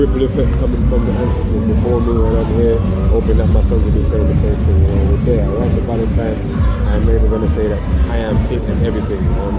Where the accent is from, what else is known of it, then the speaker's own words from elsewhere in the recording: Clarendon, Jamaica; moved away as an adult; now in London, United Kingdom; I grew up in Jamaica, born and raised in Clarendon. Spent 17 years up in the hills, you know, and then I moved to London